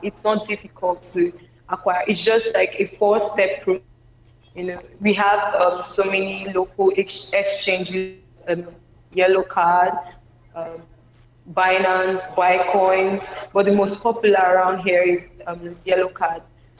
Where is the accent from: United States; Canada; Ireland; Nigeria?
Nigeria; I'm from Nigeria.